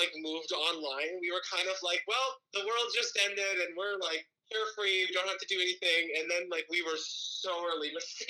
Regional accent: Edmonton, Alberta, Canada; moved away as an adult; so I was born in Edmonton, but, like, I have, like, family, extended family in Bonnyville, Alberta.

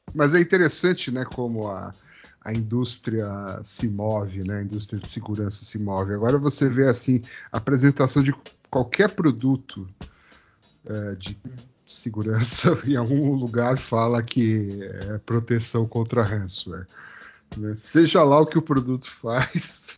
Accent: Brazil; a gente é brasileiro

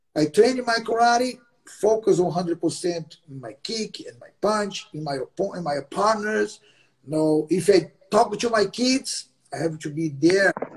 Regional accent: Belém, Pará, Brazil; English is a second language; moved away as an adult; now in Los Angeles, United States; my hometown Belém.

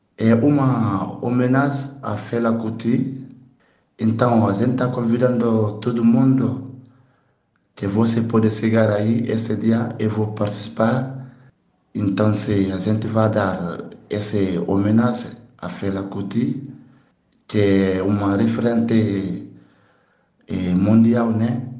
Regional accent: Conakry, Guinea; now in Florianópolis, Brazil; sou da Guiné, Conakry, um artista percussionista morando aqui em Florianópolis

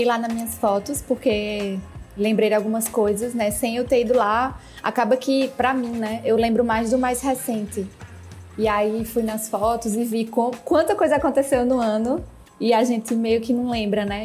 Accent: Paraíba, Brazil; also born or lived in Barcelona; now in Rio de Janeiro, Brazil; eu sou da Paraíba, tinha voltado de Barcelona e agora eu moro no Rio

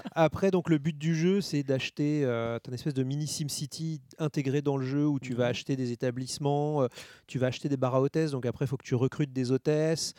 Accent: France; je suis français.

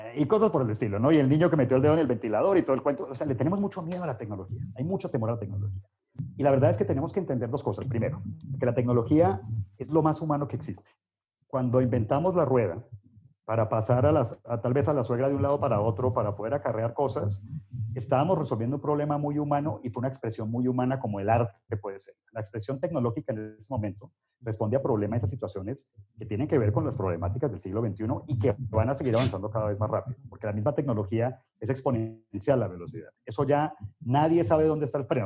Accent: United States; yo, nací en Estados Unidos

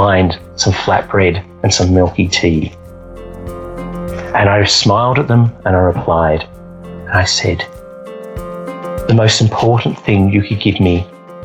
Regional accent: Australia; I'm from Australia

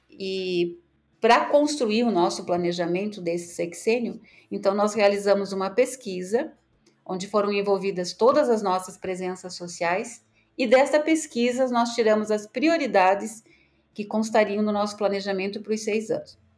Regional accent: Ponta Grossa, Paraná, Brazil; Bom, eu sou natural de Ponta Grossa, onde eu conheci a congregação salesiana.

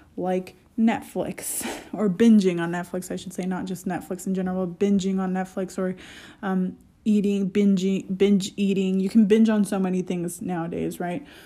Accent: United States; as an American

